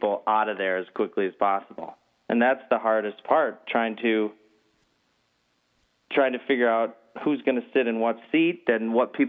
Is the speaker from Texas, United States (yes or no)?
no; Minnesota, United States; moved away as an adult; now in California, United States; I grew up in Minnesota, came out to California, my late 20s